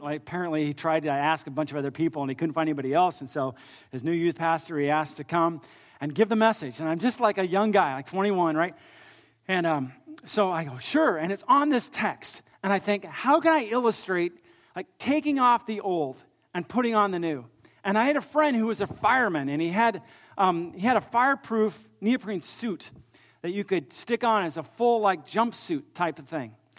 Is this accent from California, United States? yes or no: yes; California, United States; I grew up actually here in California